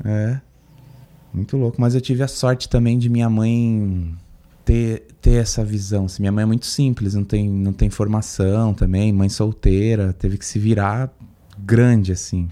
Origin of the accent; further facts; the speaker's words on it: Guarujá, São Paulo, Brazil; now in São Paulo, Brazil; Eu passei muito da minha infância no Guarujá